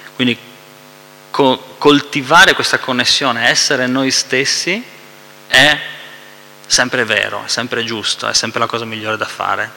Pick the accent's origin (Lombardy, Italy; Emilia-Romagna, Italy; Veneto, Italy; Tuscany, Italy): Veneto, Italy; Noi che siamo veneti